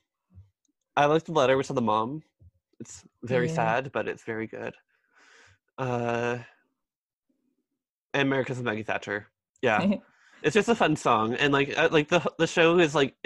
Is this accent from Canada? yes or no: yes; Canada; I'm also Canadian